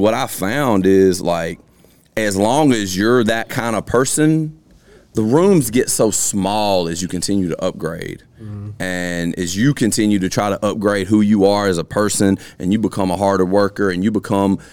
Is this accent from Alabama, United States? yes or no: yes; Alabama, United States; now in Columbus, United States; I'm originally from across that line, too